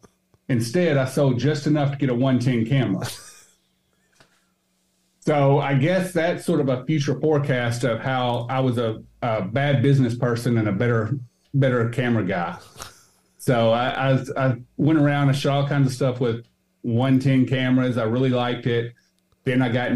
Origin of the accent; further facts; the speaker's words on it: Arkansas, United States; moved away as an adult; also born or lived in Little Rock, Arkansas / Searcy, Arkansas / Jonesboro, Arkansas; now in Knoxville, United States; I grew up in Little Rock, the central area. I moved to South Arkansas and went there